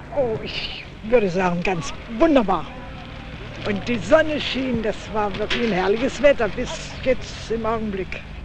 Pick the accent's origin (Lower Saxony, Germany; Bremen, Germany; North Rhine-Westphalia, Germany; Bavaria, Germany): Lower Saxony, Germany; Göttingen district; Ich komme aus dem Landkreis Göttingen äh, und habe da selber auch Erinnerungen daran, wie wir die Grenze wahrgenommen haben